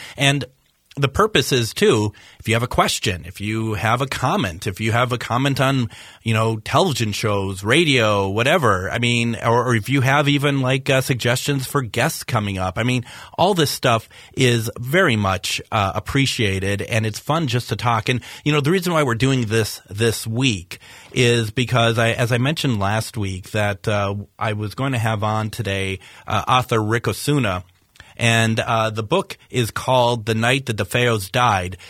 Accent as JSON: {"language": "English", "region": "Minnesota", "country": "United States", "said": "I am being very Minnesotan today"}